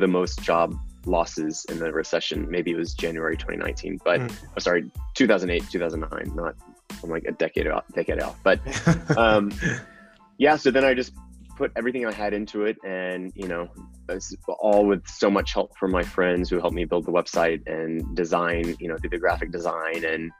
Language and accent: English; Texas, United States; moved away; also born or lived in New York; I'm also from Texas